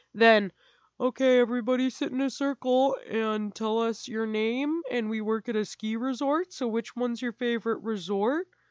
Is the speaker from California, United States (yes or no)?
yes; California, United States; I'm from California